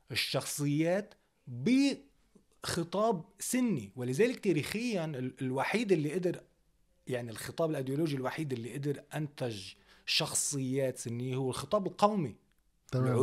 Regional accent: Algeria; هو هن وقتها مثلا كجزائريه كان موضوع العشرية السوداء

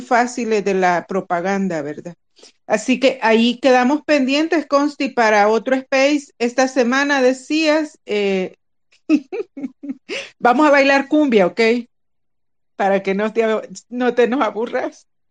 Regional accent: El Salvador; somos un grupo de salvadoreños, de cheros, como decimos nosotros

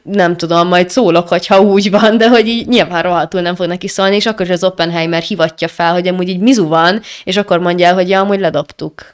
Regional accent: Hungary; magyarok vagyunk

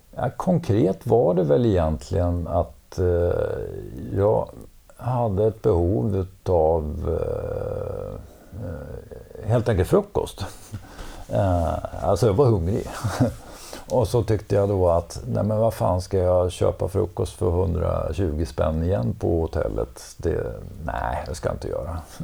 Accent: Borlänge, Dalarna County, Sweden; also born or lived in Gothenburg; now in Stockholm, Sweden; född och uppvuxen i Borlänge

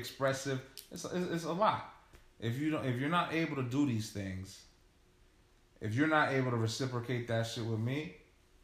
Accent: New York, United States; growing up in New York

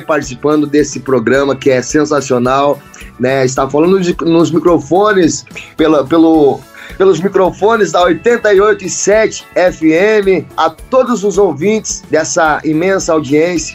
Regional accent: Chapada, Rio Grande do Sul, Brazil; Eu sou natural de Chapada, Rio Grande do Sul

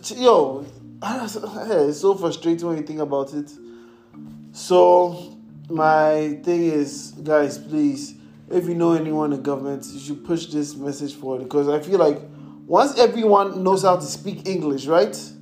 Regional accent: Ghana; I'm in Ghana. I'm Ghanaian. I was born here. I was raised there.

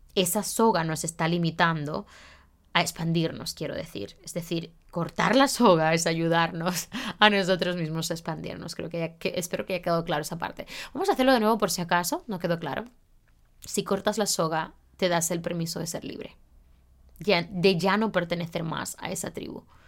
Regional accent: Santiago de los Caballeros, Santiago, Dominican Republic; moved away as an adult; also born or lived in Madrid, Spain; now in Barcelona, Spain; Yo soy santiaguera

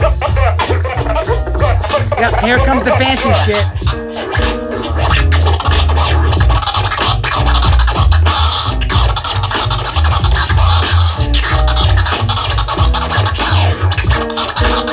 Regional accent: New Jersey, United States; We're from Jersey

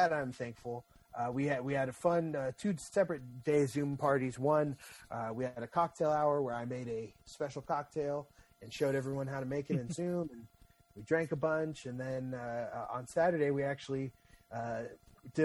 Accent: Pacifica, California, United States; I grew up in Pacifica.

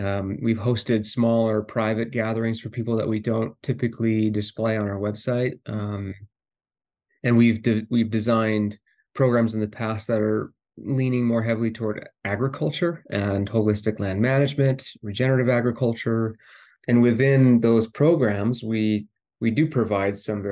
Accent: Tom Miner Basin, Montana, United States; I grew up in Montana in a small ranching community right on the edge of Yellowstone Park, a place called Tom Miner Basin

